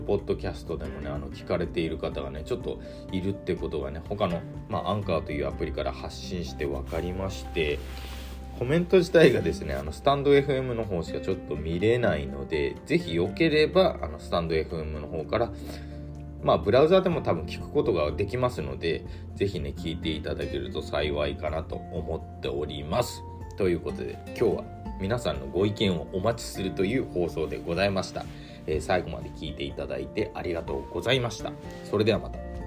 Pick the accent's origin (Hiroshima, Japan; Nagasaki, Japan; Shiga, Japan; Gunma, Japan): Nagasaki, Japan; Nagasaki islands, Japan; moved away as an adult; now in Aichi, Japan; もともとは僕はあの長崎の島国出身で高校卒業したタイミングで、えー、愛知の方に就職で出てきた